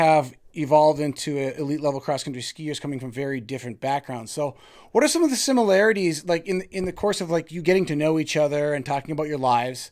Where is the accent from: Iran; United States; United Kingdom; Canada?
United States; Mountain Iron, Minnesota; I grew up in Mountain Iron